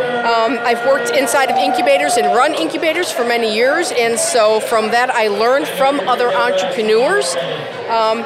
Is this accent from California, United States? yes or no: no; Chicago, Illinois, United States; now in Norman, United States; I grew up in Chicago